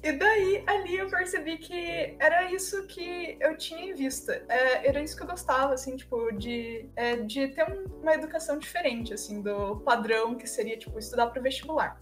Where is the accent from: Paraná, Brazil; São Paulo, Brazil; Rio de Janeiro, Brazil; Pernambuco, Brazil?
Paraná, Brazil; Pinhais; also born or lived in Curitiba; eu tenho 18 anos e eu sou de Pinhais, que é cidade da região metropolitana de Curitiba